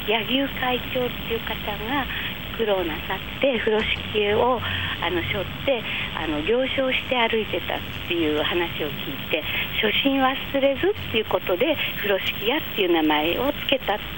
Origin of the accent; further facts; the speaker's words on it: Kodaira, Tokyo, Japan; 小さい頃からこの町にずっと生まれ育って